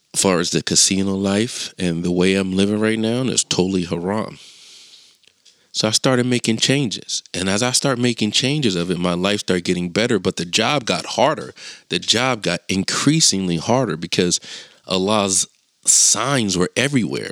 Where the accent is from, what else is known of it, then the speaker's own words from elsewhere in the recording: Chester, Pennsylvania, United States; I'm from Chester